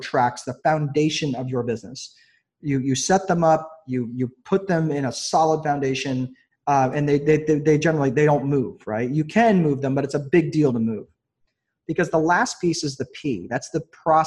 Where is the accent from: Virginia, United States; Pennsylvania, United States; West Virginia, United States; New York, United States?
New York, United States; now in Indiana, United States; I grew up in New York, in New York State